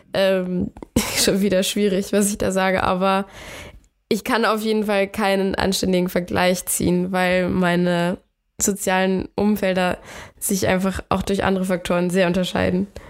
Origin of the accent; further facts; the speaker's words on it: Bavaria, Germany; now in Hamburg, Germany; den Frühling bin ich nach Bayern gegangen, wo ich herkomme